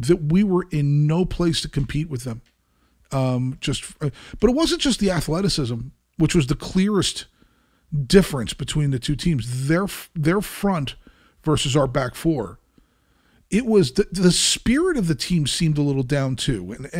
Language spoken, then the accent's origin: English; Brazil; I'm from Brazil.